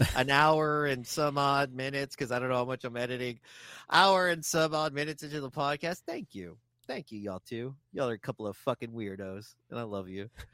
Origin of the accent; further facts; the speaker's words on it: Texas, United States; they know I'm from Texas.